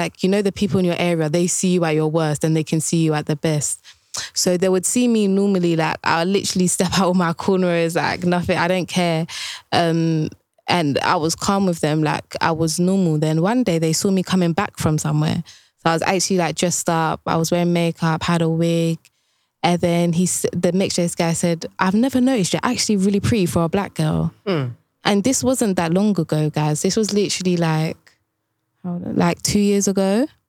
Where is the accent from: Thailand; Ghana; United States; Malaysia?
Ghana; now in United Kingdom; Like I'm from Ghana. I feel my soul, like I cannot, there's only a certain limit of happiness I can experience in UK.